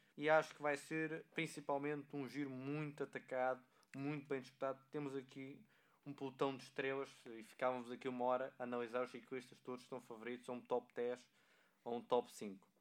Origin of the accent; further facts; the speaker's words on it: Portugal; enquanto portugueses